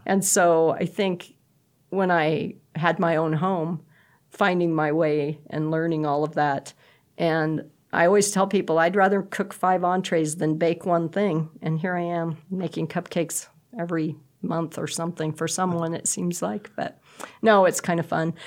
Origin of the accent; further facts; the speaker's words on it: Bridgeport, Nebraska, United States; I grew up in Bridgeport, and so we came to Shattern State for everything